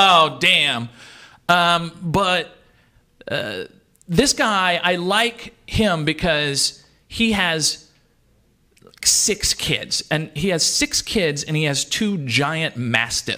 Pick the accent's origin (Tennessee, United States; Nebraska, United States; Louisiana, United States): Louisiana, United States; South; When I grew up in my hometown, I was telling you I'm from South Louisiana